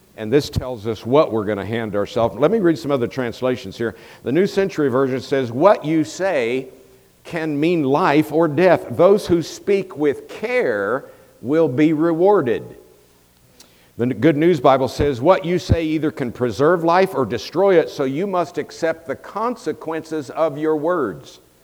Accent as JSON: {"language": "English", "town": "Tampa", "region": "Florida", "country": "United States", "tie": "born or raised there", "also_born_or_lived": "Colorado", "moved": "as an adult", "said": "I was born and raised in Tampa, Florida, so I am a Floridian and lived there for 27 years."}